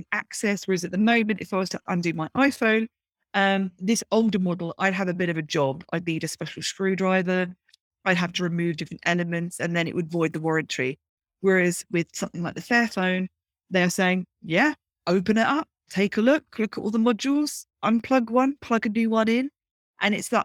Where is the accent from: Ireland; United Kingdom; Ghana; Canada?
United Kingdom; Brighton, South East England; growing up in Brighton in the UK.